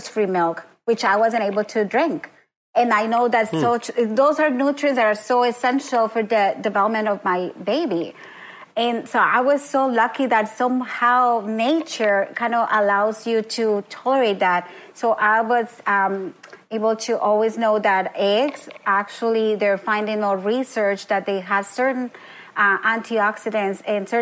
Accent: Colombia; now in Oshawa, Canada; I grew up in Colombia

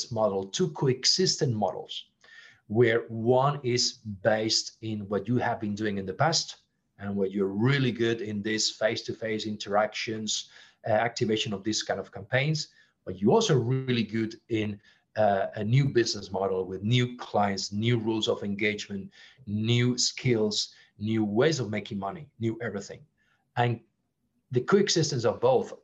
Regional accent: Barcelona, Catalonia, Spain; English is a second language; moved away as an adult; also born or lived in Geneva / Brazil / Singapore; in Barcelona, my hometown

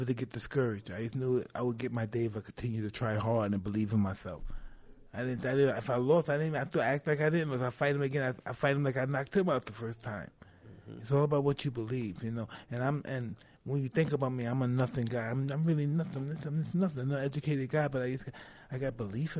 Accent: New York City, New York, United States; I come from Brownsville, so I know bad.

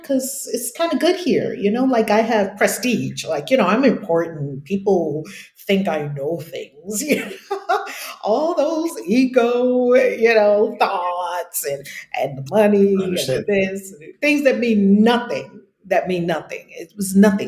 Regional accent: New York, United States; moved away; some of my writing appeared in the New York Times when I was in high school, because I'm from New York originally

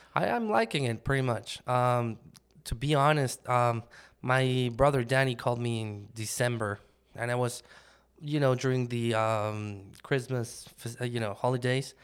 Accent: Mexico City, Mexico; moved away as an adult; now in United States; I grew up in Mexico City

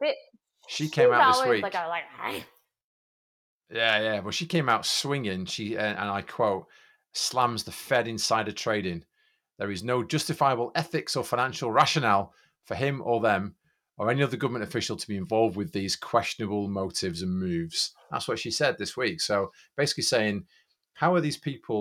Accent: United Kingdom; I'm British.

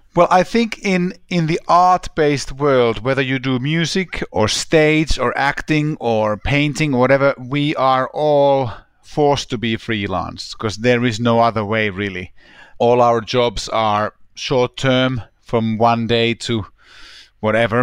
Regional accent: Helsinki, Uusimaa, Finland; moved away as an adult; also born or lived in London; there's a high school in my hometown, Helsinki

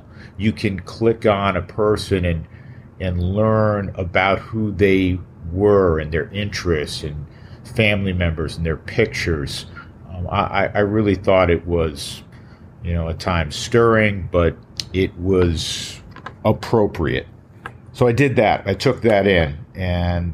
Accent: Westchester, New York metropolitan area, United States; moved away; I grew up in the New York metropolitan area, just north of the city in Westchester

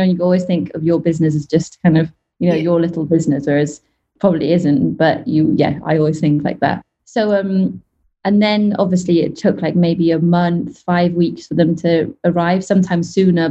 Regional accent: Wales, United Kingdom; now in Dubai, United Arab Emirates; West Wales.

